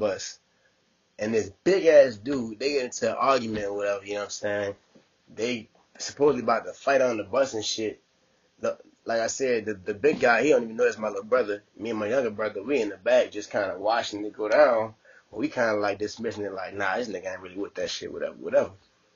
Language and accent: English; New Orleans, Louisiana, United States; also born or lived in Texas; now in Bay Area, United States; I'm from New Orleans